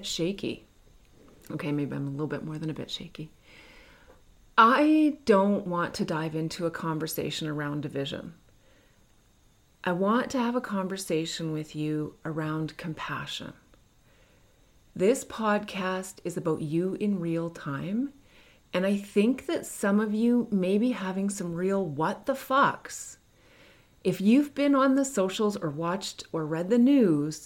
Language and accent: English; Canada; I'm not American. I'm Canadian.